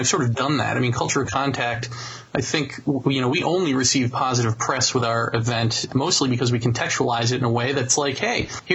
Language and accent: English; United States; We're kind of a dumbed down nation, this America